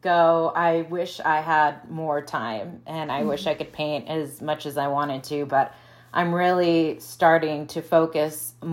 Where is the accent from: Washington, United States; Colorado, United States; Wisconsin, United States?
Wisconsin, United States; moved away as an adult; also born or lived in Midwest; now in Phoenix, United States; I'm from Wisconsin